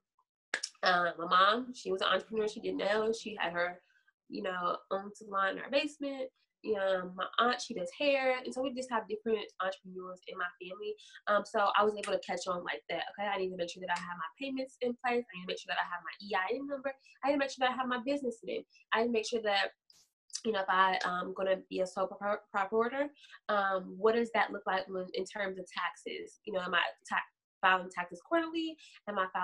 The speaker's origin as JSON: {"language": "English", "town": "Louisville", "region": "Kentucky", "country": "United States", "said": "I am from Louisville, Kentucky."}